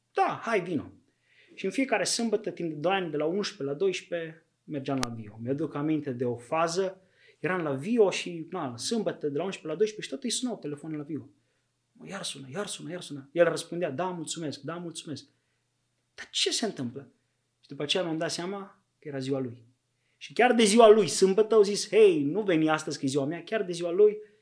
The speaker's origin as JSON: {"language": "Romanian", "town": "Buziaș", "region": "Timiș County", "country": "Romania", "tie": "born or raised there", "said": "sunt bănățean, acolo m-am născut, în Buziaș, un oraș micuț lângă Timișoara"}